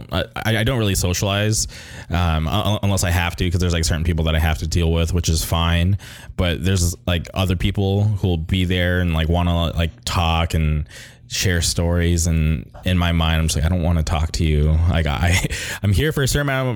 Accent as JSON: {"language": "English", "town": "Palm Springs", "region": "California", "country": "United States", "tie": "born or raised there", "moved": "yes", "said": "where I grew up in Palm Springs"}